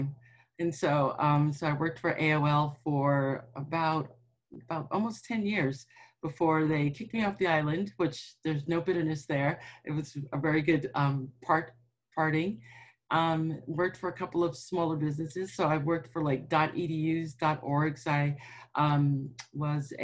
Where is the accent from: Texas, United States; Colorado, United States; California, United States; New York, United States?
New York, United States; now in Washington, D.C., United States; I'm from New York